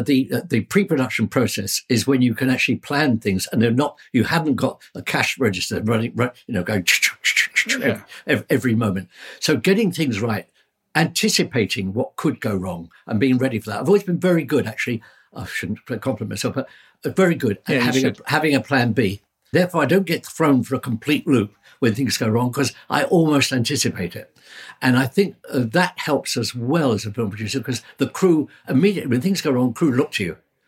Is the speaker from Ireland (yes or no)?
no; London, United Kingdom; born there; I mean, as I say, I was born in the Blitz.